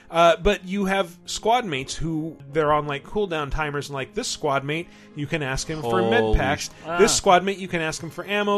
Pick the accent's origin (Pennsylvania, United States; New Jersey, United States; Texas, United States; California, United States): Texas, United States; I'm from Texas